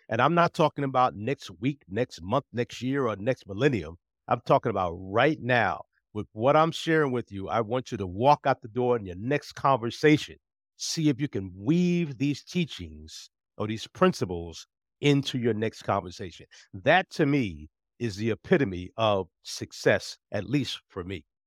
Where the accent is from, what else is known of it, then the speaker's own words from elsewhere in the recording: New Jersey, United States; moved away as an adult; also born or lived in Fort Meade, Maryland; now in Virginia, United States; when I was growing up in New Jersey, I was not encouraged to be involved with the community